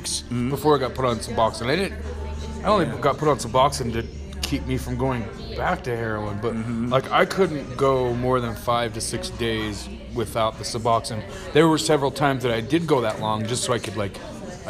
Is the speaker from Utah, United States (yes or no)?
yes; Price, Utah, United States; also born or lived in Ohio; now in Tooele, United States; I was born in Price, Utah. I've been kind of all over the country.